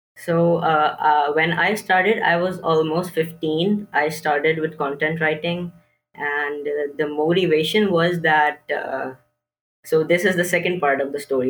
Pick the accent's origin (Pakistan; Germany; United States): Pakistan; Karachi, Sindh; I'm sixteen years old, and I'm from Pakistan, Karachi.